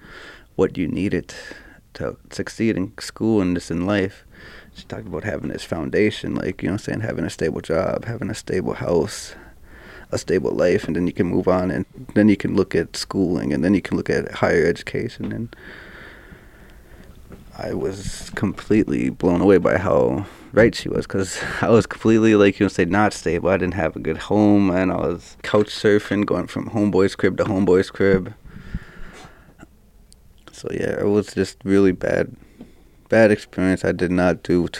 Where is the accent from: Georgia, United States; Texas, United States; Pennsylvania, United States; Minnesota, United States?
Minnesota, United States; Minneapolis; also born or lived in Fond du Lac Reservation, Minnesota; I was born in Minneapolis, 91, in Hennepin County, you know, right downtown Minneapolis